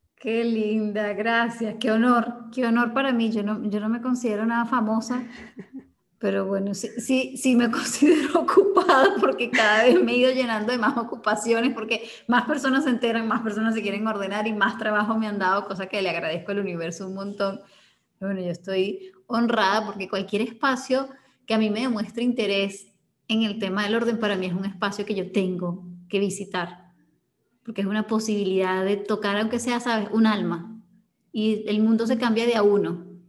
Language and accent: Spanish; Venezuela; cuando regreso a Venezuela